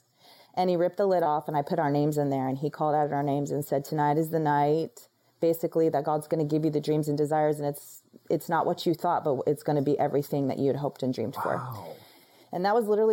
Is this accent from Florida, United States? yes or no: yes; Florida, United States; moved away as an adult; now in Dallas, United States; I was in Florida for, you know, 34 years of my life, never left that place